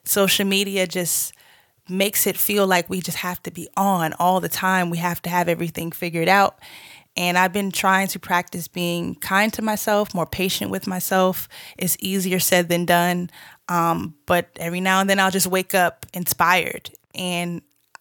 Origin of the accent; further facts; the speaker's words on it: Boston, Massachusetts, United States; moved away as an adult; also born or lived in Georgia; now in Los Angeles, United States; I'm originally from Boston, Massachusetts. Shouts out to the Bean Town. I moved to Georgia to go to school